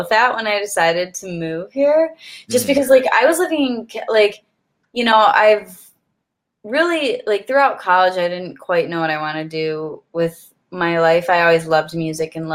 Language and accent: English; near Ann Arbor, Michigan, United States; moved away; my sister and I we're both musicians, and we grew up in Michigan, close to a Ann Arbor, Michigan